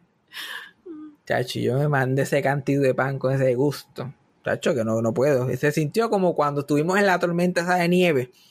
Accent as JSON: {"language": "Spanish", "country": "Puerto Rico", "said": "yo soy de Giocaña"}